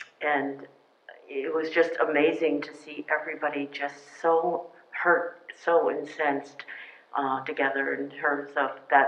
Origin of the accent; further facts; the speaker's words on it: Boston, Massachusetts, United States; I grew up in Boston, Boston's Chinatown to be specific. And but I went to a Jesuit school for college.